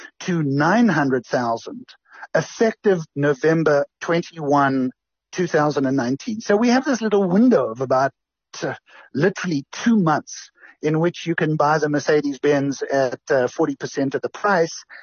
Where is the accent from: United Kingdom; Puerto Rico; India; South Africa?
South Africa; Durban, KwaZulu-Natal; now in United States; I'm from Durban, and that's my home, and my heart is in South Africa